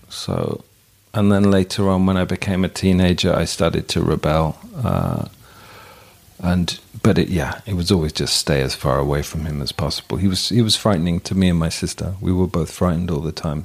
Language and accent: English; England, United Kingdom; In England we learn the cat sat on the mat